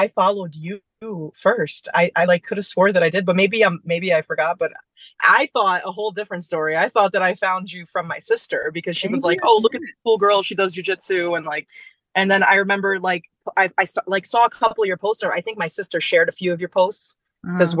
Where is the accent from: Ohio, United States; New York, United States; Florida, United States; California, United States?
New York, United States; Long Island; also born or lived in Brooklyn / Bronx; then we moved to Long Island, and that's kind of where we settled